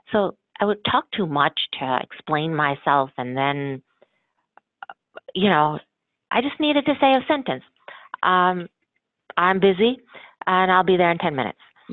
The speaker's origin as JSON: {"language": "English", "country": "United States", "said": "my parents immigrated from India and I'm a first generation American"}